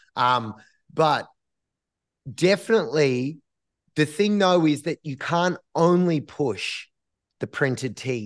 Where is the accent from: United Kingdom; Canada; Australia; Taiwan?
Australia; as Australians